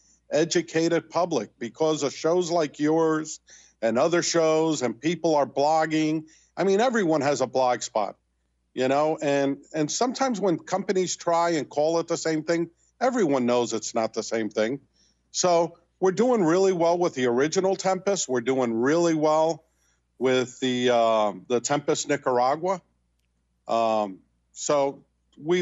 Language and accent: English; Weehawken, New Jersey, United States; I grew up in Weehawken, which is a stone's throw from Union City.